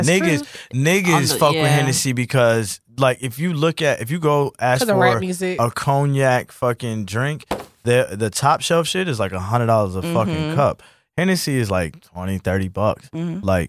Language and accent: English; New York, United States; also born or lived in Dallas, Texas; I was born in Dallas, but I was raised in New York.